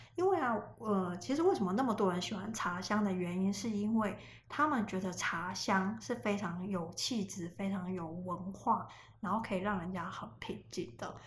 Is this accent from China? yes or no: no; Taiwan; 因为我是台湾人，我对台湾其实是很有感情